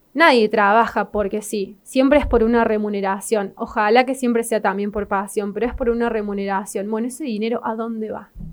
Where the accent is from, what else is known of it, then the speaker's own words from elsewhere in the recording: Río Cuarto, Córdoba, Argentina; la ciudad donde nací, que es acá en Río Cuarto.